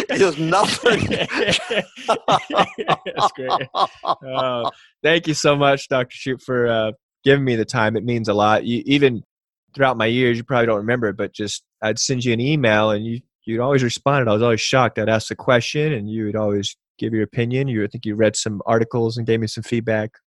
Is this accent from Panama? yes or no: yes; Panama; born there; I was born in Panama, Central America, and I was four during Operation Just Cause